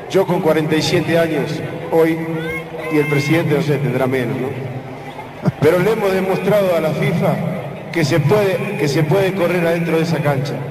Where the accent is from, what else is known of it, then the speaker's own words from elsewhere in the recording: Argentina; Nosotros los argentinos, yo en nombre de todos los argentinos